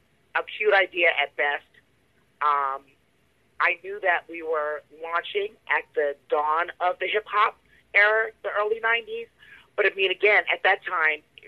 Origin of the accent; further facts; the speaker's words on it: New Jersey, United States; growing up in New Jersey